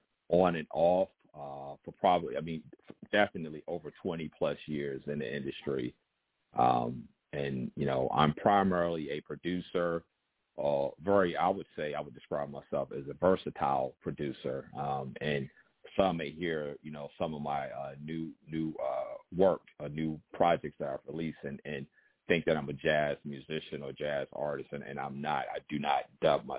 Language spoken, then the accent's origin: English; Newport News, Virginia, United States; also born or lived in Richmond, Virginia; I'm a native of Newport News, Virginia, and I reside in right outside of Richmond, Virginia.